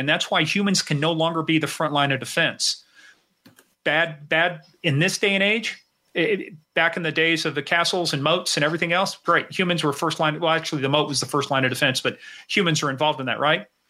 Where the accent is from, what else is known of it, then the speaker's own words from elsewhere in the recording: Kansas, United States; now in Virginia, United States; I'm originally from Kansas